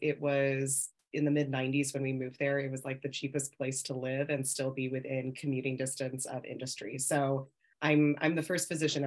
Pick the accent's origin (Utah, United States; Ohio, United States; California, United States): California, United States; Victorville; I mostly grew up in Victorville, California